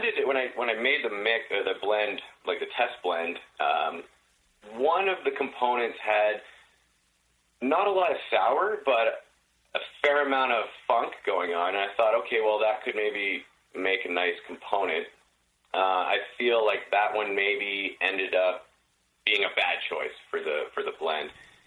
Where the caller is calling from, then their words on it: British Columbia, Canada; I'm in Canada. I'm in British Columbia.